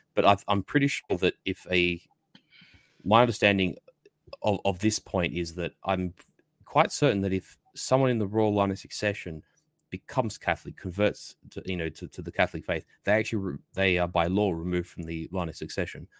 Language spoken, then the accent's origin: English; Australia; I'm sort of British by a sort of extension, being an Australian